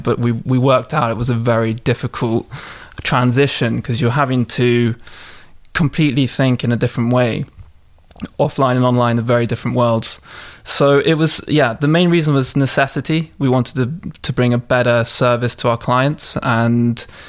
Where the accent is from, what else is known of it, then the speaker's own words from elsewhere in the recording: London, United Kingdom; moved away as an adult; now in Russia; I'm a Londoner. Mm. I'm uh, from Southwest London